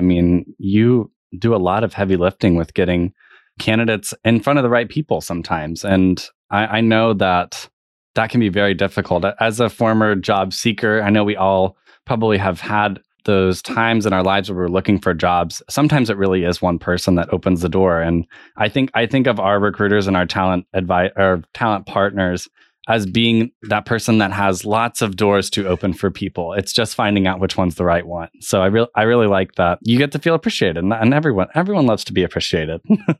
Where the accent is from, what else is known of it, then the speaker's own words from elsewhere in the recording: Tulsa, Oklahoma, United States; moved away as an adult; And Tulsa's one that we're growing. It's one that I come from. And I kind of have had a past with Tulsa as like where I went to high school